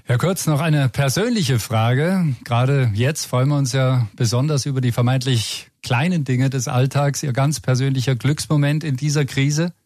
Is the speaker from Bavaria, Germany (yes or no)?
yes; Bavaria, Germany; Unser bayerischer Ministerpräsident Markus Söder